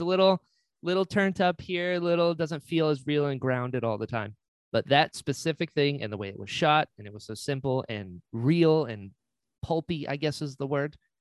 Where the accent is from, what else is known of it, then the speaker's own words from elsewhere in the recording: North Carolina, United States; I'm originally from North Carolina, very Appalachia